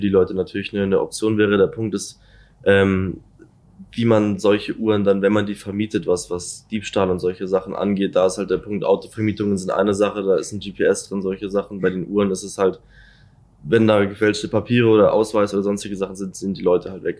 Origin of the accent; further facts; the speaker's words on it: Munich, Bavaria, Germany; ich bin in München geboren und wohne auch schon seit immer in München